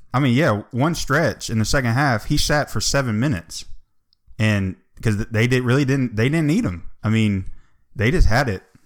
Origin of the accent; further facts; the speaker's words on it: Atlanta, Georgia, United States; born and raised in Atlanta